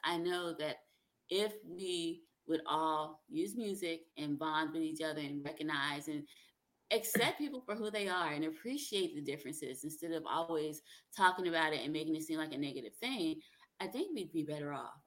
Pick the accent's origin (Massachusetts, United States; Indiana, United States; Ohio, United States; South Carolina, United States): South Carolina, United States; also born or lived in New Jersey; now in Alabama, United States; I grew up in South Carolina. I was born in New Jersey, but when I was 10, my parents moved to South Carolina